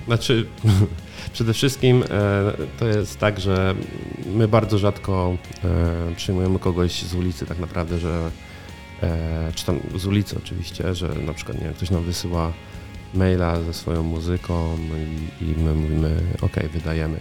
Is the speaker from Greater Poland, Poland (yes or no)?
yes; Koło, Greater Poland, Poland; moved away as an adult; Urodziłem się w kole. E, mieszkałem tutaj tak naprawdę przez prawie 20 lat.